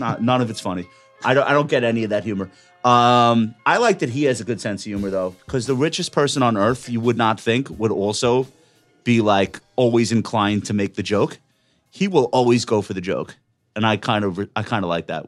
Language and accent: English; Long Island, New York, United States; I'm from Long Island